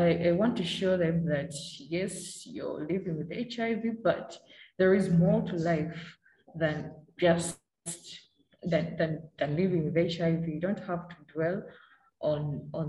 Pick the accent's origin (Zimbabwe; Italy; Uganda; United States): Uganda; also born or lived in Oyam District, Northern Uganda; Challenges that I've faced as a young girl growing up in Uganda.